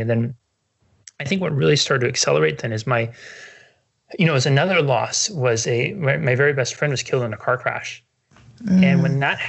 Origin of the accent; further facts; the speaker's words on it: Northern California, United States; moved away; I grew up in Northern California, and it has the big redwood trees